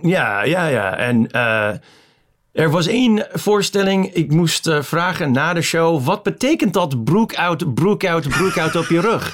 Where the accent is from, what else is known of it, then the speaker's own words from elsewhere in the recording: Chicago, Illinois, United States; Dutch is a second language; moved away as an adult; now in Amsterdam, Netherlands; de eerste helft van mijn leven was tot 94 in Amerika, in Chicago. En sindsdien in, in Nederland, in Amsterdam.